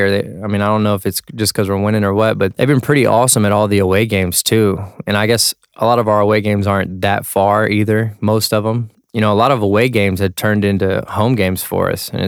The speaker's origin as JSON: {"language": "English", "region": "Texas", "country": "United States", "said": "You know, I'm from Texas, so we really don't mess with the snow like that."}